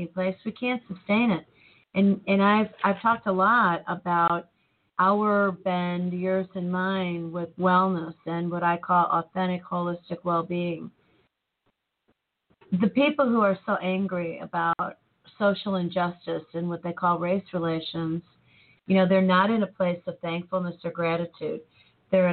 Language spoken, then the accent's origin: English; United States; I'm an American